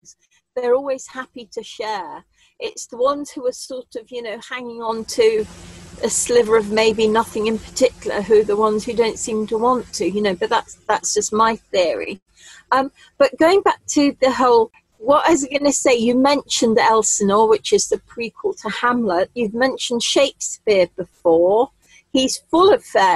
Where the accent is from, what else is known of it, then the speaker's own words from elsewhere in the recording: Warwickshire, West Midlands, United Kingdom; I grew up in Warwickshire.